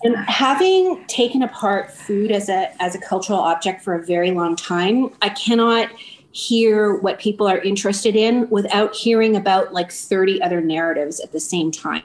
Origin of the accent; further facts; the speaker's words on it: Toronto, Ontario, Canada; I grew up in Chinatown in Toronto